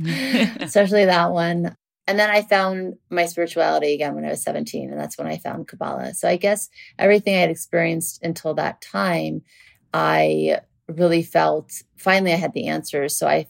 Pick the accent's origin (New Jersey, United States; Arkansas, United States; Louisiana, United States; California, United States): Louisiana, United States; New Orleans; moved away; also born or lived in Beverly Hills; And then we moved from Louisiana, from New Orleans to Beverly Hills. And then I went to Beverly Hills High School.